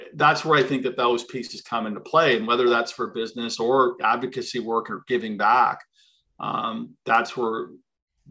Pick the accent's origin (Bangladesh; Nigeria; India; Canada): Canada; East Coast; moved away; We're from the East Coast